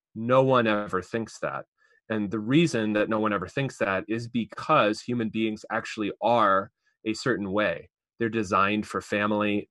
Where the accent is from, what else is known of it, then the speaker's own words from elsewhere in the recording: East Coast, United States; now in Fort Wayne, United States; I'm from the East Coast